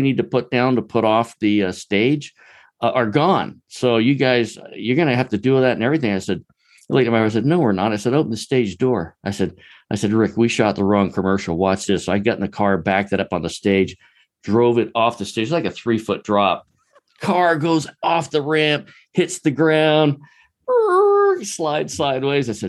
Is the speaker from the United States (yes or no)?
yes; Charleston, South Carolina, United States; I grew up in Charleston, South Carolina, just a long way from Hollywood